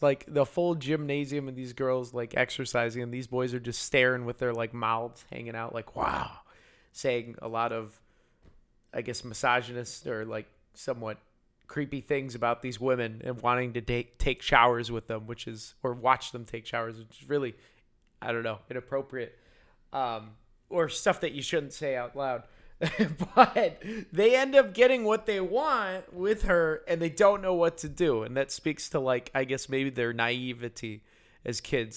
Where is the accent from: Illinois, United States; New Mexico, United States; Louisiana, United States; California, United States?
Illinois, United States; Yorkville; I grew up in Yorkville, which is past Aurora, where it's all white people